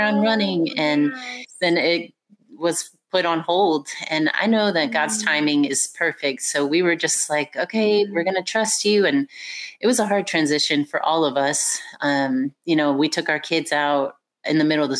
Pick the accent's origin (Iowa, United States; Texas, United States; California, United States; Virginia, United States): Texas, United States; Houston; moved away as an adult; now in Northeast Georgia, United States; I was born and raised in Houston, Texas